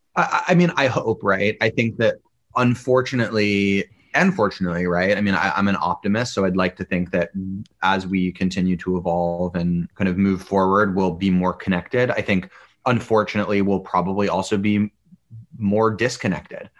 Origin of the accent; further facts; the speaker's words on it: Boulder, Colorado, United States; I grew up in Boulder, Colorado.